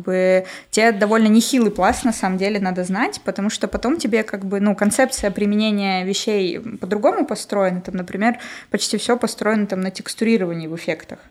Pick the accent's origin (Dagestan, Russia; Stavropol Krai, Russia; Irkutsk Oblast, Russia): Stavropol Krai, Russia; Nevinnomyssk; moved away as an adult; now in Moscow, Russia; Город Невиномыск, Ставропольский край.